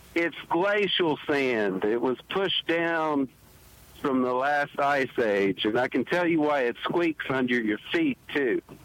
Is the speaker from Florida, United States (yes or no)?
no; Mobile, Alabama, United States; from Mobile, Alabama